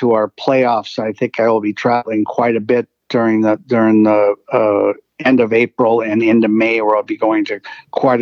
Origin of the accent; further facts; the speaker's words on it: St. Paul, Minnesota, United States; I'm from St. Paul, Minnesota.